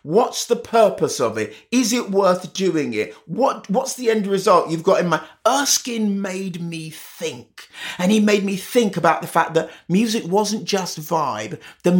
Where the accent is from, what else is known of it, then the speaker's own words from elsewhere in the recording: Jamaica; moved away; new to a country, which mum was obviously because she immigrated from Jamaica, and I was because I immigrated from Jamaica